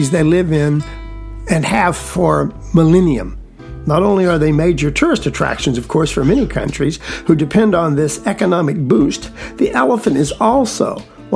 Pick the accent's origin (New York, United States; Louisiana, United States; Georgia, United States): Georgia, United States; edges of the Okefenokee Swamp, South; I was raised in South Georgia, extreme South Georgia, on the edges of the Okefenokee Swamp